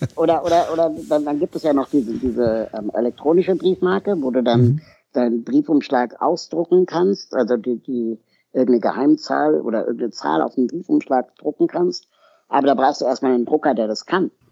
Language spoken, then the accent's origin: German; Berlin, Germany; also born or lived in Lima, Peru; ich komme aus Berlin